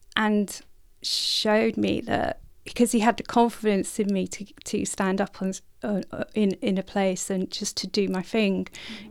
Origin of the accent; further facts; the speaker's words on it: North Norfolk, East of England, United Kingdom; in North Norfolk near the coastline